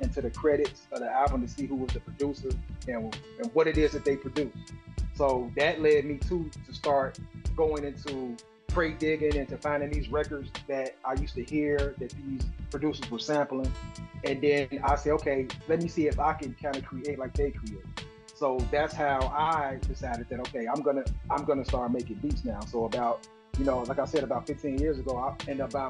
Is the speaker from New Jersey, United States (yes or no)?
no; Chicago, Illinois, United States; me being a Chicagoan, which being in the middle of the country